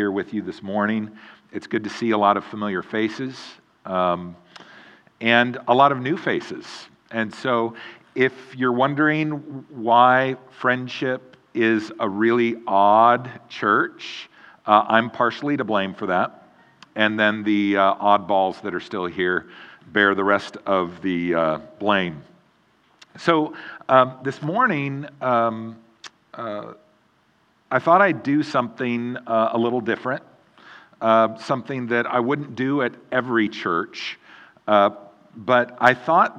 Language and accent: English; Eugene, Oregon, United States; moved away as an adult; also born or lived in Mount Juliet, Tennessee; And now I live in Eugene, Oregon, back in my hometown where I grew up